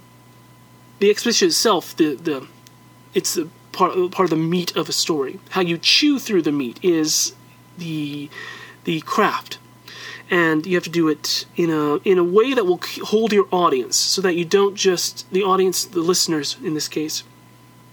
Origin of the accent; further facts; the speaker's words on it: United States; I'm an American still